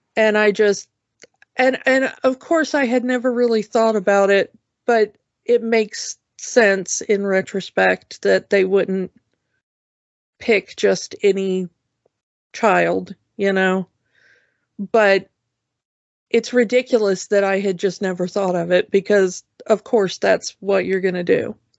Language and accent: English; the South, United States; growing up in the South